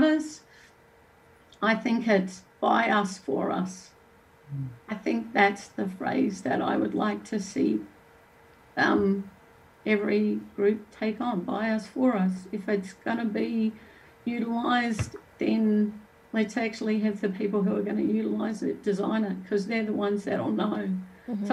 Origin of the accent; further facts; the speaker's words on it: Australia; moved away; also born or lived in New Zealand; I'm Australian